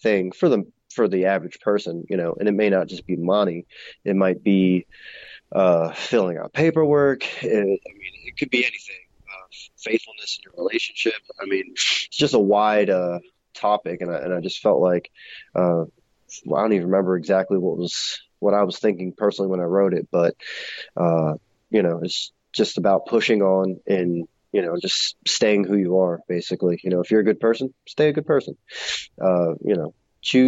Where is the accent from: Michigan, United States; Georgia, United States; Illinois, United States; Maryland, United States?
Maryland, United States; Baltimore; now in Roanoke, United States; I'm originally from Baltimore